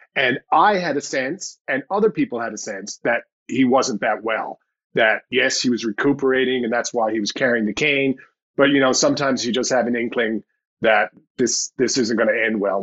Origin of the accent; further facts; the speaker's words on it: St. John's, Newfoundland and Labrador, Canada; my hometown, St. John's